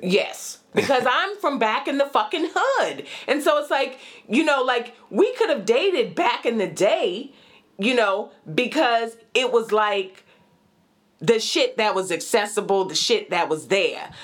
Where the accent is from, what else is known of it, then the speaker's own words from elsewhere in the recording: White Plains, New York, United States; also born or lived in Brooklyn, New York / Manhattan, New York / Bronx, New York; White Plains, New York